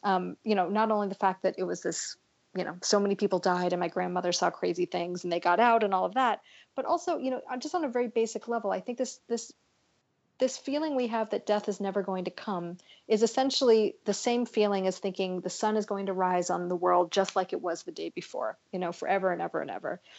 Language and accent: English; California, United States; I grew up in California